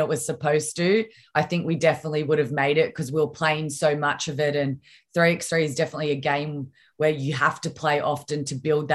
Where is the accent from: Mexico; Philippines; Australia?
Australia; Victoria; back in my home state